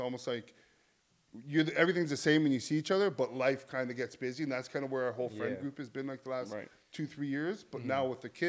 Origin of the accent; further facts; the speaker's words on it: St. Catharines, Ontario, Canada; born or raised there; also born or lived in Buffalo